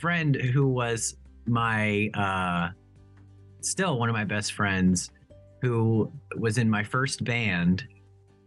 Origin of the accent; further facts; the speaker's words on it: Cincinnati, Ohio, United States; moved away as an adult; also born or lived in Boston / New York City; now in New Orleans, United States; I grew up in Cincinnati, Ohio. Good old Midwest boy